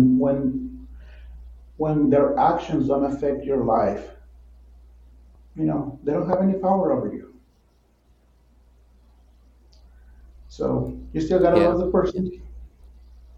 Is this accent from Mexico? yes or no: yes; Mexico; also born or lived in Midwest, United States; now in United States; I was actually born and raised in Mexico